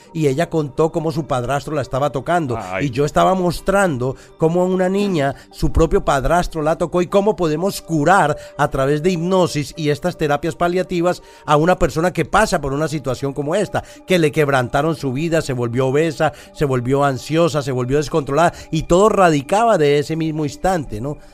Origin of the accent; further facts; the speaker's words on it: Colombia; nosotros como colombianos